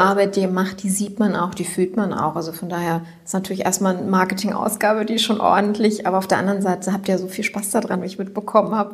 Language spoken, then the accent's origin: German; Wuppertal, North Rhine-Westphalia, Germany; born or raised there